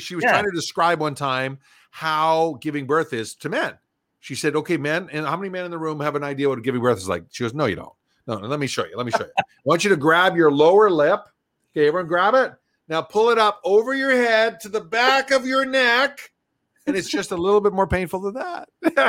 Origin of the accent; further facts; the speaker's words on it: Western Canada, Canada; I grew up in Western Canada